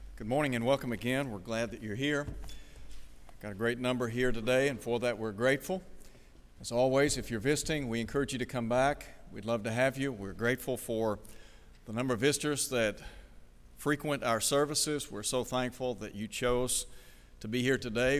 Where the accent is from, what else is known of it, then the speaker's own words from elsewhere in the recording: Chattanooga, Tennessee, United States; When I was a child growing up in Chattanooga